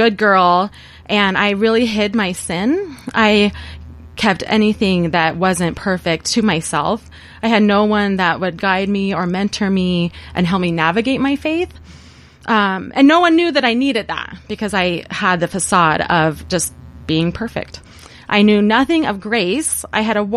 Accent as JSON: {"language": "English", "town": "Priest River", "region": "Idaho", "country": "United States", "tie": "born or raised there", "said": "I was raised in Priest River, Idaho, and I've lived in this area my entire life"}